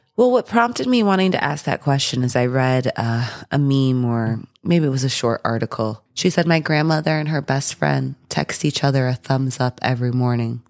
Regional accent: Midwest, United States; I'm from the Midwest.

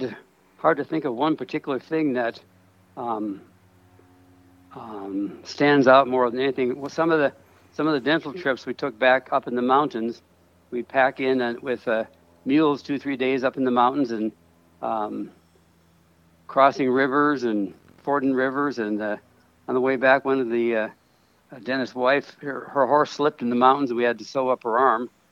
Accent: Minnesota, United States; moved away as an adult; now in Mexico; I was raised in the Pentecostal church in Minnesota

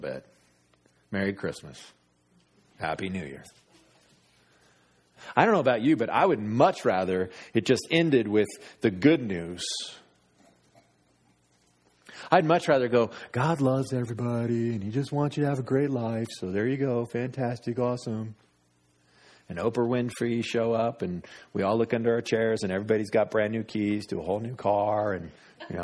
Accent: United States; I'm an American

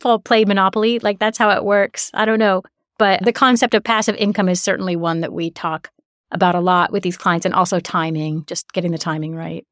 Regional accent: United States; as an American

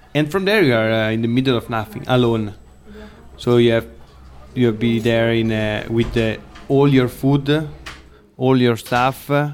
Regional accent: Lake Como, Lombardy, Italy; English is a second language; I'm from Lake of Como

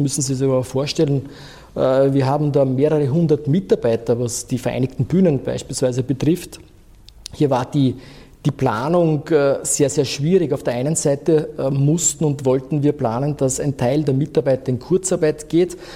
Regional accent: Vienna, Austria; Wenn ich mir die Stadt Wien hernehme, äh, dann können wir als Wiener, Wienerinnen und Wiener sehr, sehr stolz darauf sein.

